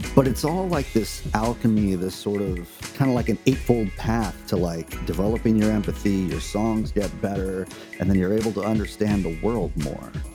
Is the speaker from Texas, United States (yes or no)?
yes; Lyford, Texas, United States; moved away as an adult; also born or lived in Phoenix / Nashville; now in upstate New York, United States; I am originally from Lyford, Texas